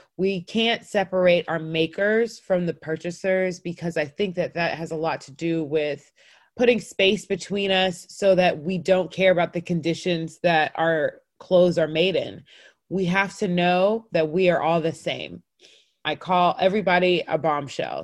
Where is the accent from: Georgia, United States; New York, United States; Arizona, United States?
Georgia, United States; North Cobb; I grew up in North Cobb. We were the only Black family in the neighborhood and therefore for sure the only African family